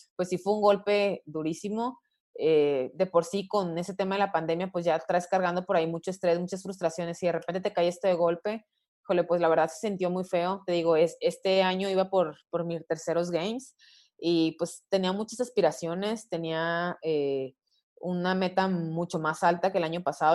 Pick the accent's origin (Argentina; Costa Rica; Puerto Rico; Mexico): Mexico; como latina y como mexicana, en cierto punto hemos vivido eh, muchas veces temas de discriminación